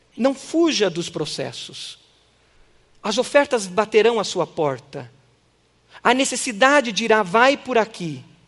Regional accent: Brazil; nossa cultura brasileira

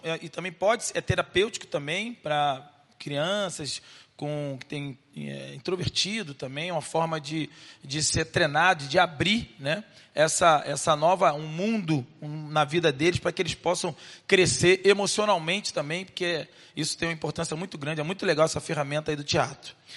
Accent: Rio de Janeiro, Brazil; Vim do Rio de Janeiro, nascido lá em Realengo

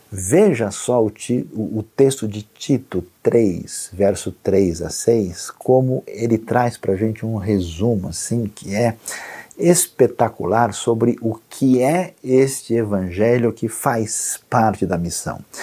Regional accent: Brazil; como bom brasileiro

